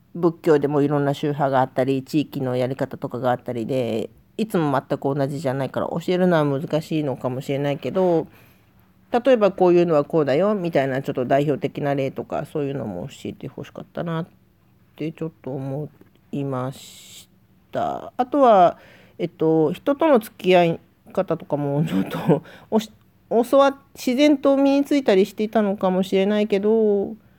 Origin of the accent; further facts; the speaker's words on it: Osaka, Japan; accent: Osaka dialect; also born or lived in Tokyo; 私は東京生まれの大阪育ちっていうことで